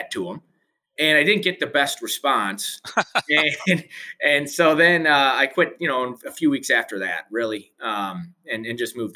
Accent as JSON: {"language": "English", "town": "St. Louis", "region": "Missouri", "country": "United States", "tie": "born or raised there", "said": "I am from St. Louis. I went to school here in St. Louis pretty much all my life."}